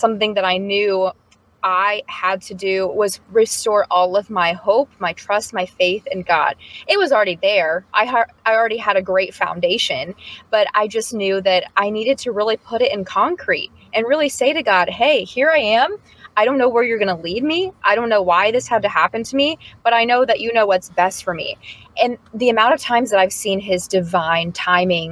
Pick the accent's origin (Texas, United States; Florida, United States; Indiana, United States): Indiana, United States; I'm from Pittsburgh, Indiana